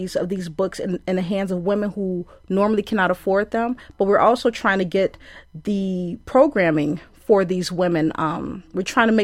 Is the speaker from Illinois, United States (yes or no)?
yes; Chicago, Illinois, United States; now in Madison, United States; I'm from Chicago and I'm a woman who's in Madison